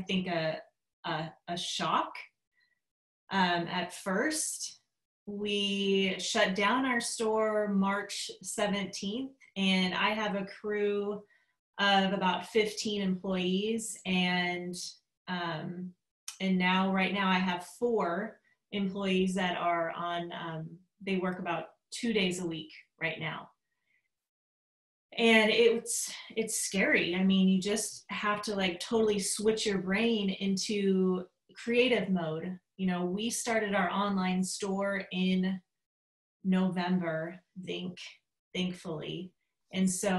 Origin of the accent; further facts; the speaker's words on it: Vancouver, Washington, United States; I'm from Vancouver, Washington. Have lived here all my life